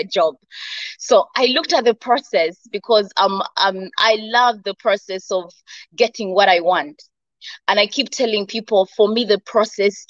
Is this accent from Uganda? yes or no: yes; Uganda; moved away as an adult; now in United Arab Emirates; coming from Uganda to the UAE, because I'm from Uganda